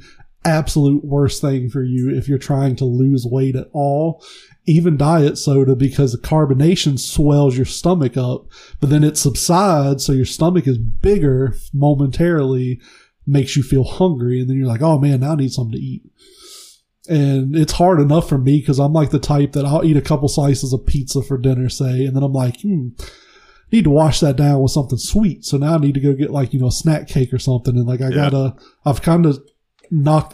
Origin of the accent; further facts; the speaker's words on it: the South, United States; I grew up in the South.